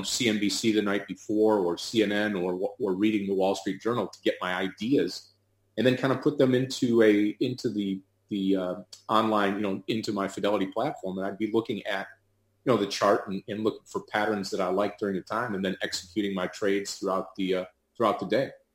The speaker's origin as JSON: {"language": "English", "town": "Detroit", "region": "Michigan", "country": "United States", "said": "I'm from Detroit, Michigan"}